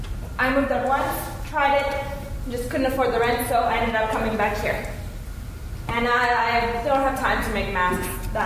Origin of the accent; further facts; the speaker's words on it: Winnipeg, Manitoba, Canada; I'm from Winnipeg, Manitoba. Yeah, I came here for work.